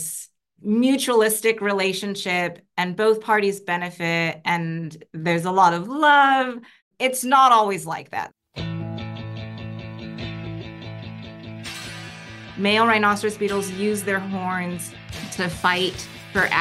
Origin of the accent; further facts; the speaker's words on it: Eastern Washington, United States; I grew up in Eastern Washington, and we had a bunch of maple trees in our backyard